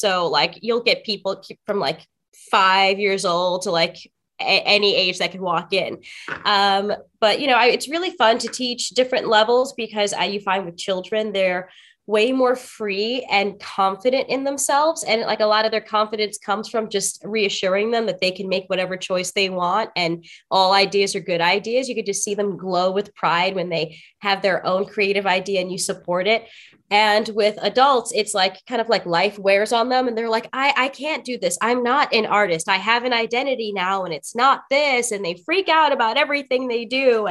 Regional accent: New York City, New York, United States; I am a native New Yorker, born and raised in Brooklyn.

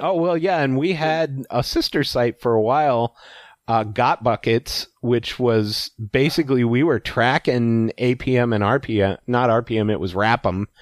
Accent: Alaska, United States; when I was growing up in Alaska

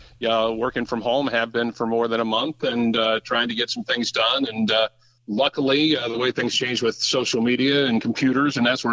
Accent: Brookville, Indiana, United States; moved away as an adult; also born or lived in Oxford, Ohio / Bedford, Indiana / Virginia / Florida; Actually, was born here in Oxford a long, long, long time ago. Grew up just across the state line in Indiana and went to school in Brookville. And so I'm a Southeast Indiana, Southwest Ohio kind of guy.

